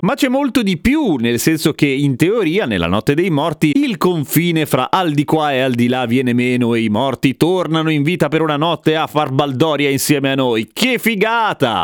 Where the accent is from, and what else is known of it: Italy